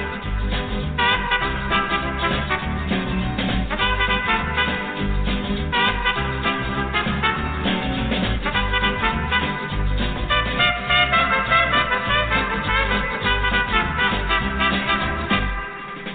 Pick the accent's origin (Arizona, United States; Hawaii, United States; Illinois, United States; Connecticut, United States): Arizona, United States; when I was a kid growing up in Arizona